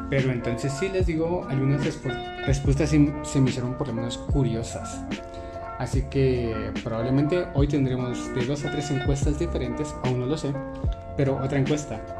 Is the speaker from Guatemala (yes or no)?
yes; Guatemala; En Guatemala le decimos tirar casaca. Soy de Guatemala, por cierto, creo que no lo había dicho, pero pues.